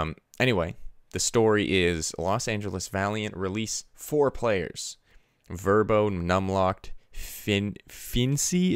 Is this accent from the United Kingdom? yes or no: no; Canada; as a Canadian